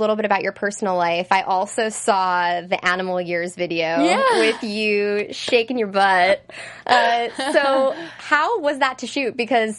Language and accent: English; New Jersey, United States; I'm from Jersey.